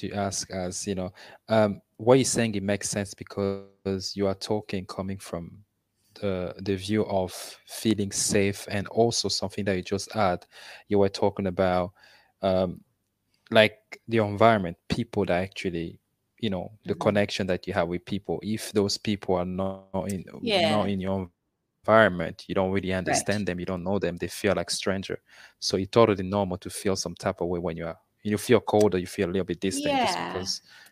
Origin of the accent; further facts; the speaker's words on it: Russia; I was born in Russia